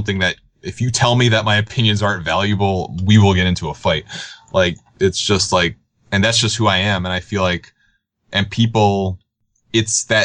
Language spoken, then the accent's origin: English; New York, United States; I'm me from New York